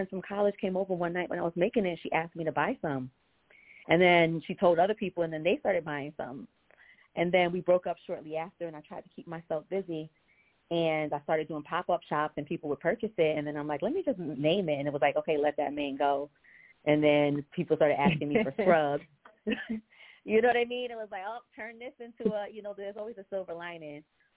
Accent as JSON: {"language": "English", "region": "New York", "country": "United States", "also_born_or_lived": "Boston", "moved": "as an adult", "lives_now": "Chicago, United States", "said": "I hail from New York, but I moved to Boston about 17 years ago and just relocated to Chicago"}